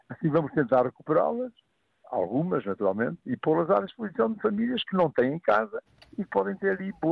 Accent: Viseu, Centro, Portugal; eu próprio sou natural de uma freguesia que é periférica. E eu demoro eh, eh, da minha casa da aldeia à cidade 15 eh, minutos no máximo, a andar muito devagar.

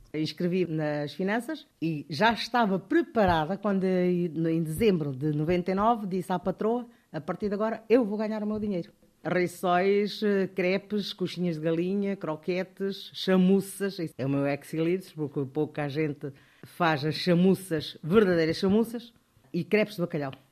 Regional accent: Bié, Angola; moved away as an adult; also born or lived in Luso, Angola / Coimbra, Portugal; now in Portugal; Nasci em Angola, na cidade do Bié, em 1956. Vim para Portugal em 1975 por causa da guerra de Angola

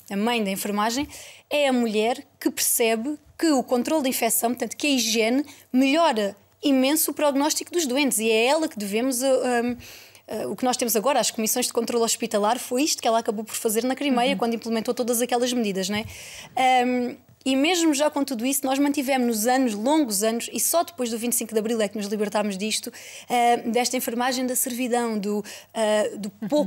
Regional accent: Portugal; queiramos ou não, eu sou portuguesa, não é? Apesar de, da minha família vir do lado de lá da raia, um, senti que tinha de ficar aqui.

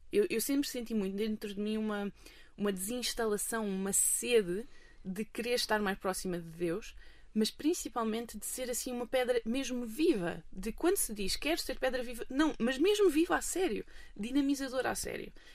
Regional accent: Almada, Setúbal, Portugal; now in Basel, Switzerland; Eu cresci em Cacilhas, sim, em Almada. Almada é a minha cidade

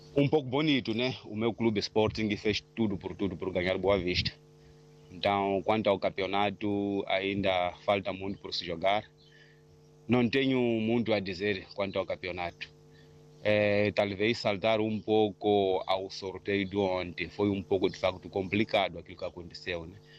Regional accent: Manjacaze, Gaza Province, Mozambique; now in Maputo, Mozambique; os meus familiares na minha terra natal, é Manjagás, na província de Gaza

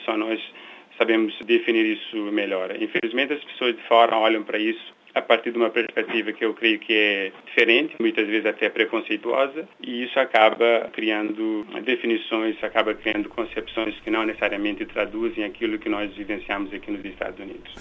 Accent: Praia, Santiago, Cape Verde; moved away as an adult; also born or lived in Brazil; now in United States; nasci em Cabo Verde, numa ilha pobre, de uma família pobre. Nasci na capital, na cidade da Praia, e mudei para o Brasil quando completei 18 anos

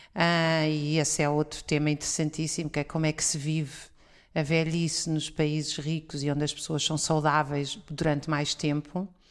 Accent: Oeiras, Lisbon, Portugal; os descampados onde eu brincava quando era pequena no Conselho de Oeiras

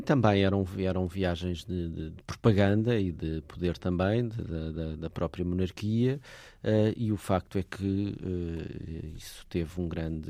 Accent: Portugal; nós que vivemos nesta eh, fase da nossa vida enquanto portugueses

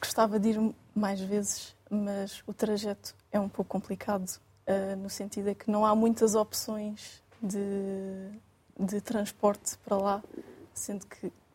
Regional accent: Quarteira, Faro, Portugal; moved away as an adult; now in Lisbon, Portugal; sou natural de quarteira no Algarve

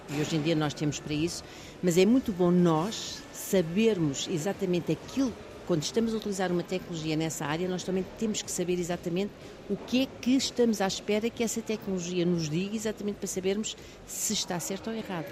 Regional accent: Almada, Lisbon, Portugal; eu fiz toda a minha vida em Almada, nasci em, Al uhum. nasci em Almada

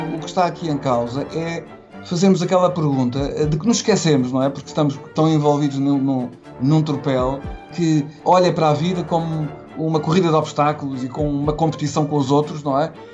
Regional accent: Portugal; se eu pensar na minha infância e na minha adolescência, eu recordo-me quando em Portugal

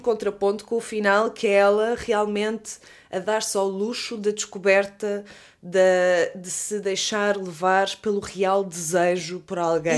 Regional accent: Leiria, Centro, Portugal; nós as duas somos de Leiria

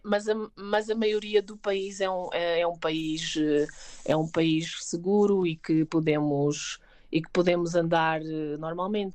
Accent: Sintra, Lisbon, Portugal; moved away as an adult; now in Mexico City, Mexico; Eu sou de Sintra

